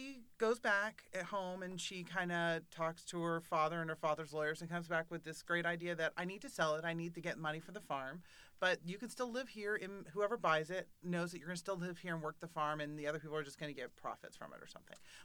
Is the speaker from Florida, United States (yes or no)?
yes; Florida, United States; we are from Florida